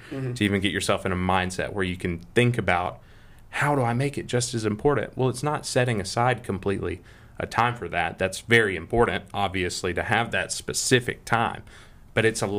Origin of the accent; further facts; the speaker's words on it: Greenville, Alabama, United States; also born or lived in Montgomery, Alabama; And I was raised in outside of Greenville and lived on a farm from the time I was like, gosh, I don't know, 2 until 15 or 16